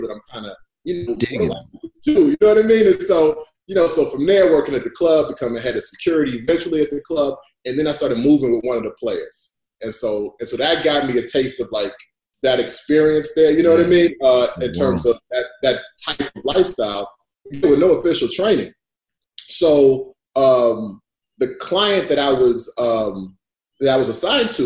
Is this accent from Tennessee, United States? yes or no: no; Chicago, Illinois, United States; I'm from Chicago. I'm from inner city Chicago